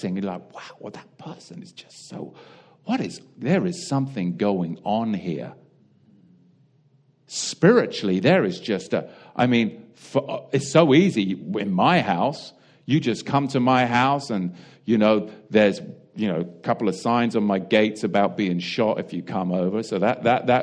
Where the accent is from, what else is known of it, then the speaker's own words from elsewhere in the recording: England, United Kingdom; now in United States; It's just the way I was raised. I'm English.